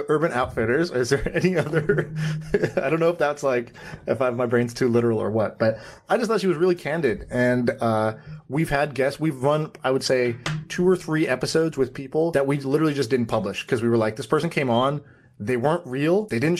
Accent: Austin, Texas, United States; I grew up in Austin, Texas. I spent a lot of time in Texas.

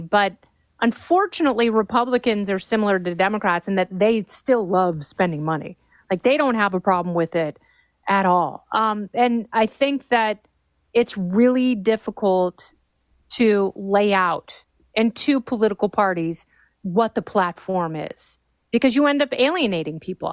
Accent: Los Angeles, California, United States; my hometown in Pacific Palisades, California

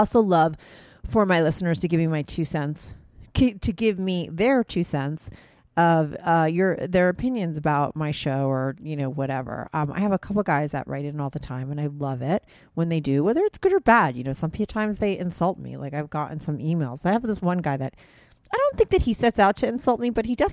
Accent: New Jersey, United States; Sebastian's a guy I grew up with in Jersey. That's where we grew up.

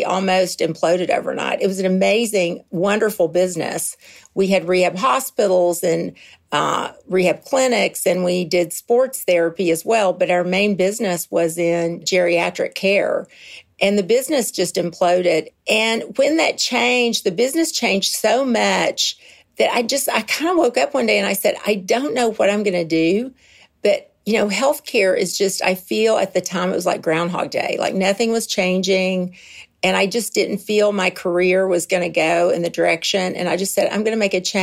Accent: Kentucky, United States; moved away as an adult; also born or lived in Nuremberg, Germany; I am originally from Kentucky. It's a beautiful bluegrass state, and I lived there until I was 23

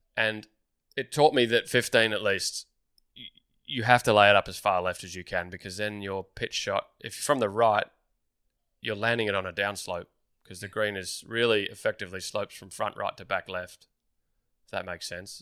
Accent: Melbourne, Victoria, Australia; growing up in Melbourne

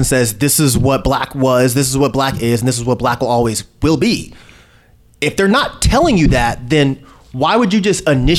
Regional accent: California, United States; when I was younger, growing up in California, we had a little bit of money.

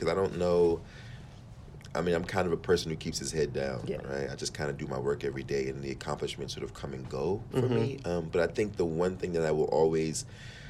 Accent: Washington, District of Columbia, United States; also born or lived in Oxon Hill, Maryland; I grew up in D.C. and then just outside of D.C. in a place called Oxon Hill

